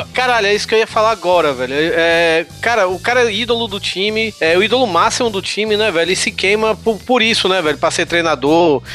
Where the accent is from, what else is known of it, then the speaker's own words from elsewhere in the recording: Bahia, Brazil; now in Fortaleza, Brazil; eu sou baiano